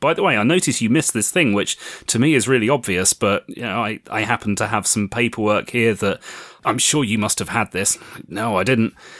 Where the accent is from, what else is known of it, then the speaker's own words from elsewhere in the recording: United Kingdom; I am a British author